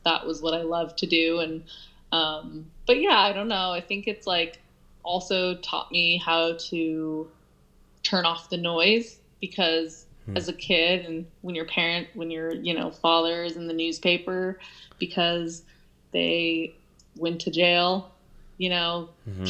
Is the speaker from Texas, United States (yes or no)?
no; Olympic Valley, California, United States; I grew up in Olympic Valley